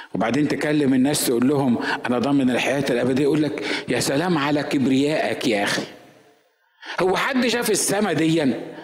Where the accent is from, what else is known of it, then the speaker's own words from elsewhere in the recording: Egypt; انا مصري